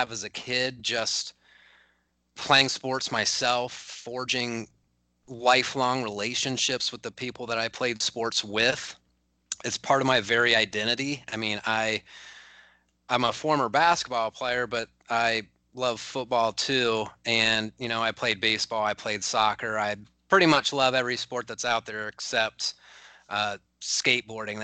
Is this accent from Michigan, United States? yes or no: no; Mid-Ohio Valley, United States; my hometown, so I'm from the Mid-Ohio Valley